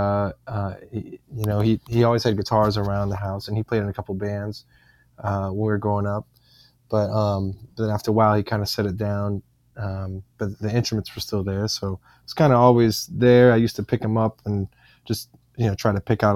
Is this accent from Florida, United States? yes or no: yes; St. Augustine, Florida, United States; I grew up in a town called St. Augustine.